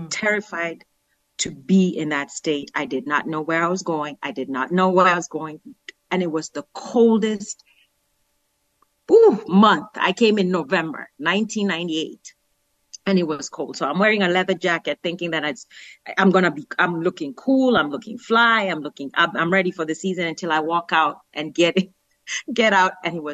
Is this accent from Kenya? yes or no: yes; Nairobi, Kenya; moved away as an adult; now in United States; I was born in Kenya. The city that I was born from is Nairobi.